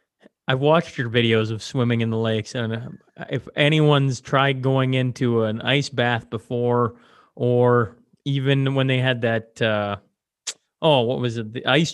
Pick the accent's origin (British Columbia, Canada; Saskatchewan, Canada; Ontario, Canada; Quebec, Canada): Saskatchewan, Canada; Hillmond; my hometown of Hillmont, Saskatchewan